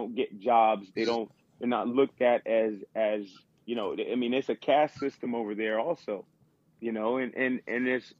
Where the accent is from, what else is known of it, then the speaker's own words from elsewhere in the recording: United States; I'm from the States